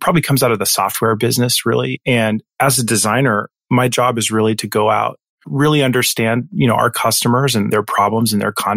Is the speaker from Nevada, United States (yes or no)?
yes; Northern Nevada, United States; also born or lived in Southwest Virginia; I spent most of my childhood in Northern Nevada